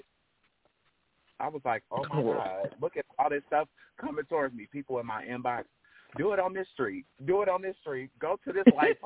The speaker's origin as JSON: {"language": "English", "town": "Elkhart", "region": "Indiana", "country": "United States", "tie": "born or raised there", "said": "I was born and raised here in Elkhart, Indiana"}